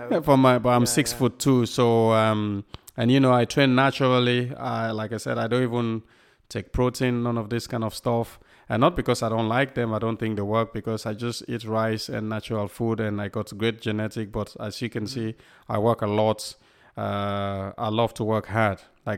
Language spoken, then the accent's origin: English; Southport, North West England, United Kingdom; when I never tell people I come from Southport, not because I don't want to talk about Southport, because when you're in America or other place, you see you come from Southport, they go, where is that?